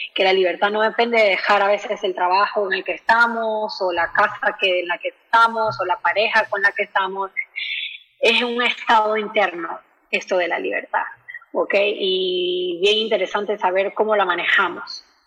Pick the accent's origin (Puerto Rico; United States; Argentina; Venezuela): Venezuela; moved away; yo también soy inmigrante venezolana